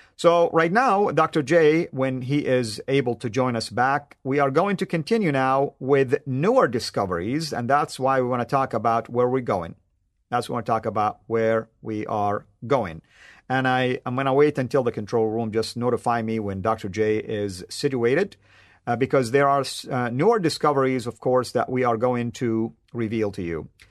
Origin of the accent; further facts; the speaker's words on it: Jeddah, Makkah Province, Saudi Arabia; I grew up in Jeddah, Saudi Arabia, which is on the West Coast